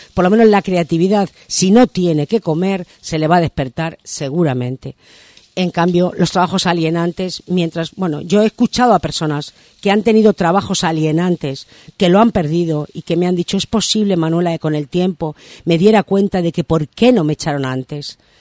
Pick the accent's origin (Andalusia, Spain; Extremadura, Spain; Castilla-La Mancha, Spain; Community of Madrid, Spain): Community of Madrid, Spain; Madrid; now in Maspalomas, Spain; yo soy de Madrid